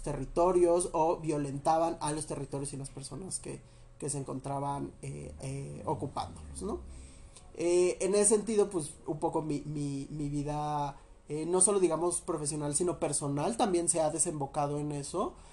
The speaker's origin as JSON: {"language": "Spanish", "town": "Teotihuacán", "region": "State of Mexico", "country": "Mexico", "moved": "yes", "said": "yo soy de esta extinta ciudad de Teotihuacán"}